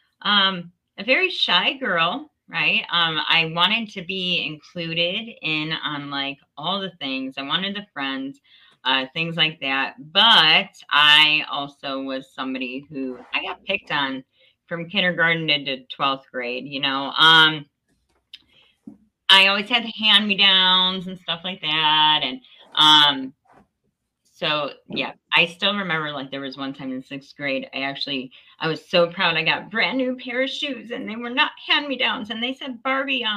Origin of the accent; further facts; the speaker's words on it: Northeast Ohio, United States; I am in Northeast Ohio, small town, Ashtabula. I'm like right up on Lake Erie, born and raised in Northeast Ohio.